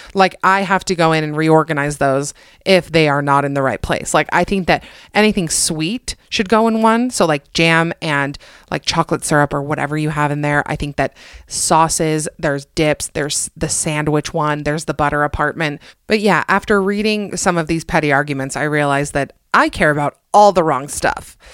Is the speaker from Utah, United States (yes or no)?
yes; Utah, United States; also born or lived in Atlanta, Georgia; I'm mostly from Utah. My slang is mostly from Utah